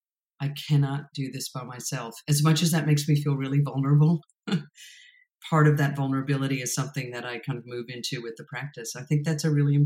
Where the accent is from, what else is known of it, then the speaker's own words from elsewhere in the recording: New York, United States; I'm from New York